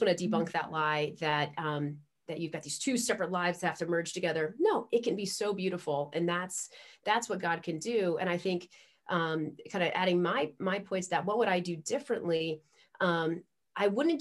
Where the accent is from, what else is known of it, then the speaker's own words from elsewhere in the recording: Northern Virginia, United States; I was born in Northern Virginia